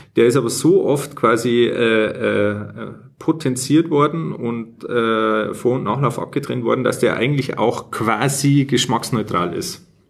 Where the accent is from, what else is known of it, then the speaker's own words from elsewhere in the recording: Bavaria, Germany; accent: Bavarian; wir eigentlich beide aus Bayern sind und eigentlich normalerweise auch bayerisch reden